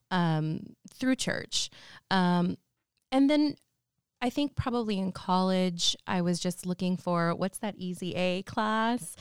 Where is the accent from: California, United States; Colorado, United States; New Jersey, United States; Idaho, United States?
California, United States; San Jose; moved away as an adult; now in Santa Rosa, United States; I was born and raised in San Jose, so the South Bay, uh, which is different from up here. But basically, I spent my whole childhood, young adulthood in San Jose